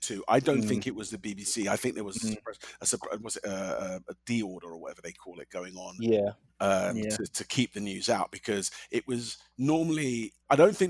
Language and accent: English; London, United Kingdom; moved away as an adult; now in Montreal, Canada; I grew up in London